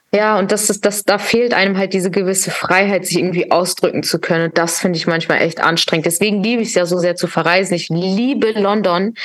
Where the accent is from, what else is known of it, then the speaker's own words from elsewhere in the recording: Hamburg, Germany; now in Berlin, Germany; ist mein Herz in Hamburg, weil Hamburg ist meine Heimatstadt